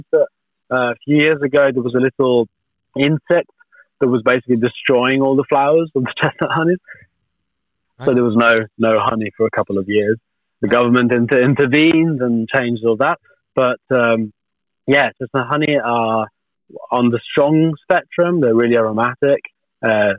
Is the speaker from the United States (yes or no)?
no; Tuscany, Italy; moved away; where I grew up in Tuscany